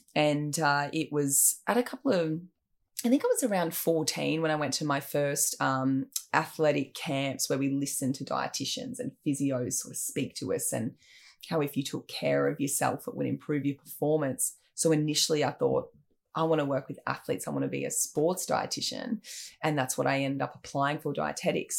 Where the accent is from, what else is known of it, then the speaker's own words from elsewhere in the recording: Sawtell, New South Wales, Australia; also born or lived in Brisbane; I grew up in Sawtelle in New South Wales, actually born in Brisbane